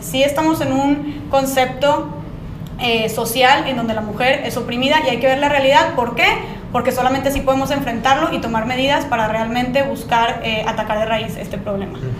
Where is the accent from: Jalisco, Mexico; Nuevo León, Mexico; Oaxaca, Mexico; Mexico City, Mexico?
Nuevo León, Mexico; Monterrey; soy aquí de Monterrey